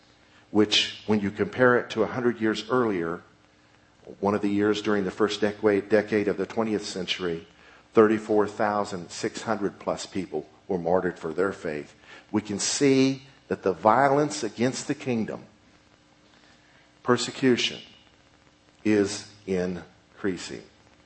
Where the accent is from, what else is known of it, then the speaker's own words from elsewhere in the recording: United States; I'm an American, and I'm not used to persecution.